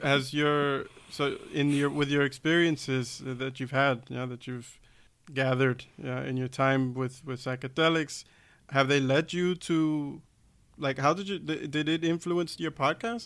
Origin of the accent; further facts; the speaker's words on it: United States; now in Germany; I'm from the States